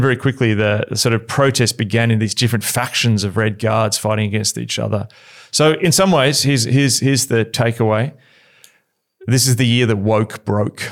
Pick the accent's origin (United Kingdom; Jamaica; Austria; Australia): Australia; as an Australian